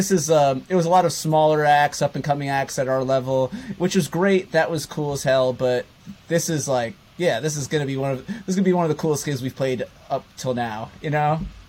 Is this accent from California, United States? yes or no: no; outside New York City, United States; moved away as an adult; now in Brooklyn, United States; we're a Brooklyn band, and you know, my brother and I were originally from outside the city, but our whole adult life we've lived in Brooklyn, and yeah, we love it.